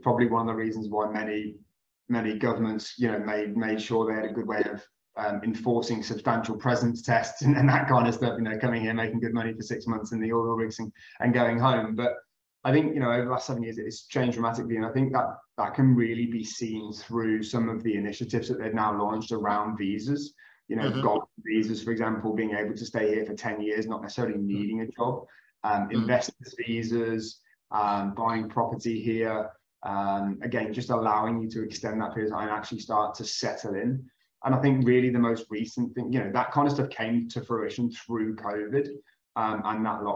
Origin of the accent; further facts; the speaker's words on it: Midlands, United Kingdom; moved away as an adult; now in Dubai, United Arab Emirates; I'm originally from the country, for all intents and purposes, in the UK. I come from the very green hills of the Midlands in the UK.